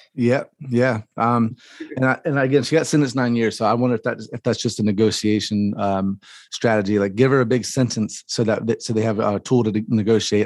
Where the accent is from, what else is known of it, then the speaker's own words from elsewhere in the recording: the South, United States; I'm from the South